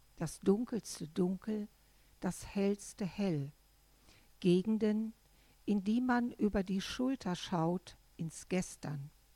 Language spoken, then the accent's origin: German; Ruhr area, North Rhine-Westphalia, Germany; now in Düsseldorf, Germany; als Kind im Ruhrgebiet aufwächst, was viele Menschen ja als hässlich definieren